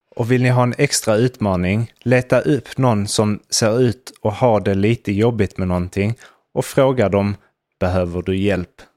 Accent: Sweden; now in Spain; Vi som svenskar i Sverige, eller för den delen i Spanien som vi är

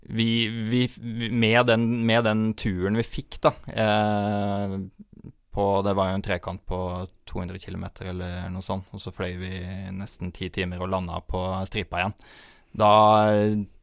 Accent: Norway; vi kommer jo fra Norge

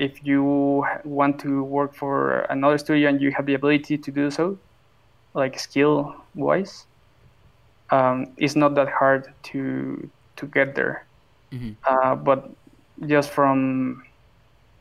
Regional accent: Mexico; I'm from Mexico

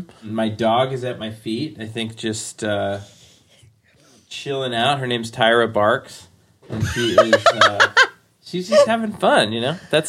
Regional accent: Forest Hills, New York, United States; I grew up in Forest Hills. We moved to Whitestone, which is another part of Queens.

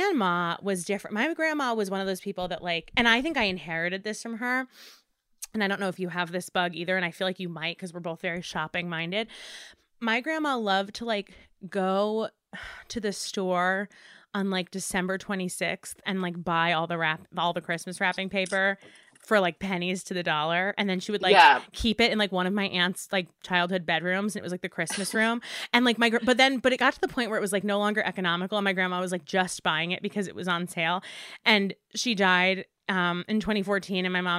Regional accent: suburbs of Manhattan, New York, United States; I grew up in the suburbs of Manhattan

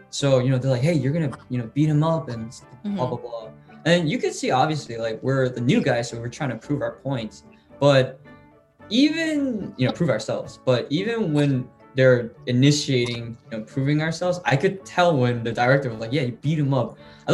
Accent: United States; moved away; I'm from the States

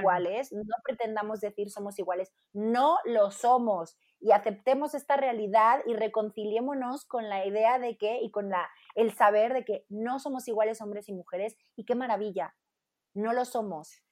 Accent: Spain; moved away as an adult; now in Mexico; como cantante española, compositora

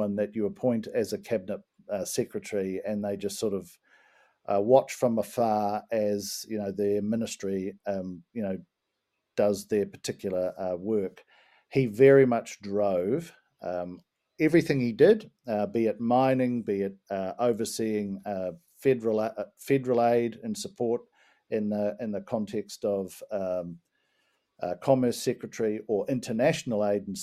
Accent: New Zealand; being a New Zealander

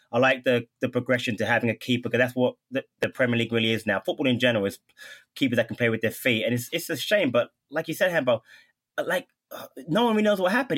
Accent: United States; as an American fan

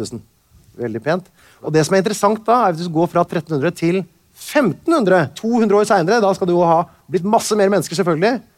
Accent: Tønsberg, Vestfold, Norway; jeg er fra Tønsberg

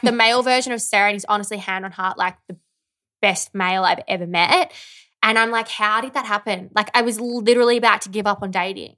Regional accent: Victoria, Australia; now in Melbourne, Australia; I grew up in the country

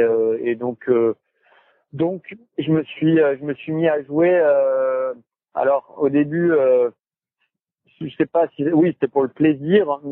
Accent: Cannes, Provence-Alpes-Côte d'Azur, France; De Cannes.

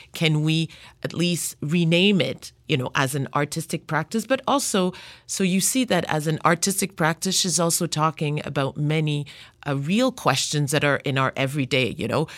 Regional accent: Montreal, Quebec, Canada; also born or lived in Democratic Republic of the Congo; raised in Montreal

